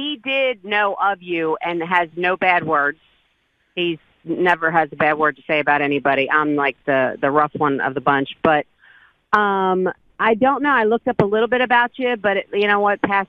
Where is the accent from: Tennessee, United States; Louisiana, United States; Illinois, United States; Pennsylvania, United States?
Pennsylvania, United States; Philadelphia; moved away as an adult; also born or lived in Georgia; I'm originally from Philadelphia, born and raised.